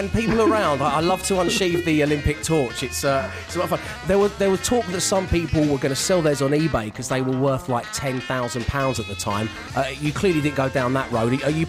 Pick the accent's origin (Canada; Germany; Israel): Germany; born there; because he knew I was born in Germany.